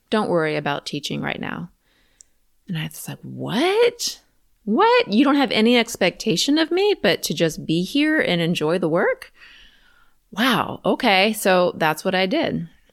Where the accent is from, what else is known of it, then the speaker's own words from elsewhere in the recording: Richmond, Virginia, United States; I'm from Richmond, Virginia, so the other side of the city